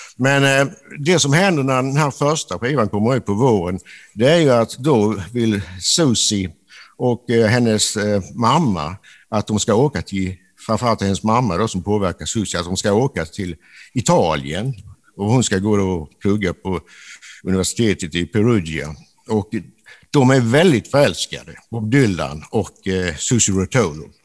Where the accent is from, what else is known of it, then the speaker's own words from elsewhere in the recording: a village in northern Skåne, Sweden; i den här nordskånska byn där jag växte upp